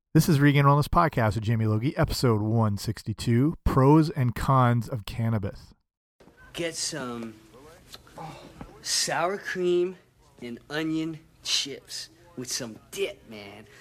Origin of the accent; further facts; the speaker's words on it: Canada; I'm Canadian